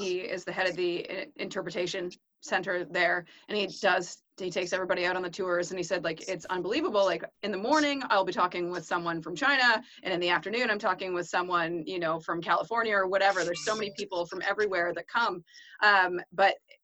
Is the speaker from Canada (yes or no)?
yes; Ontario, Canada; now in New Brunswick, Canada; I grew up in Ontario and you don't see things like